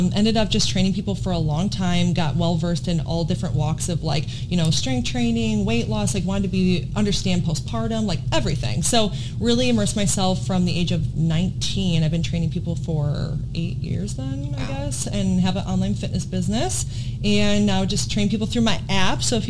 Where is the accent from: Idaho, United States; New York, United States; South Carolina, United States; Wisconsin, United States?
Wisconsin, United States; now in Virginia Beach, United States; I am from Wisconsin originally, near Chicago area, just right over the border. Grew up there my whole life